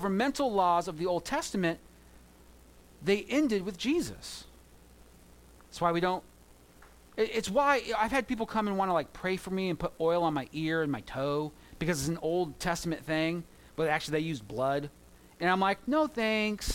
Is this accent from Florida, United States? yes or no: no; Southern California, United States; I grew up in Southern California where gangs are a thing